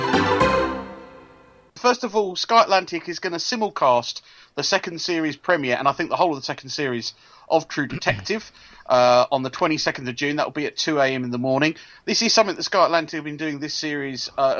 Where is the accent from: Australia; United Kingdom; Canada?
United Kingdom; London; I can confirm I'm London born and bred. Never lived outside the borough of Lewisham.